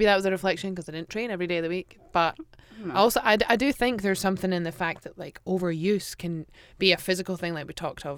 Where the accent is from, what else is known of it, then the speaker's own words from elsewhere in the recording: Aberdeen, Scotland, United Kingdom; Just Aberdeen. You can say Aberdeenshire.